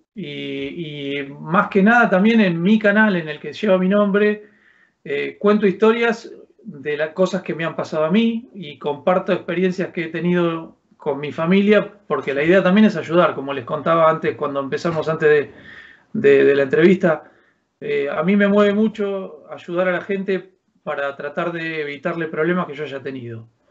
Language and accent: Spanish; Argentina; moved away as an adult; now in Alcalá de Henares, Spain; Soy un argentino que se vino a vivir a los 42 años a España